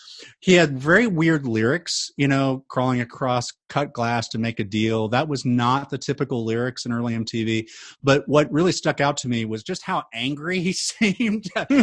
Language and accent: English; Tulsa, Oklahoma, United States; I grew up in Tulsa, home of the Bob Dylan Archives.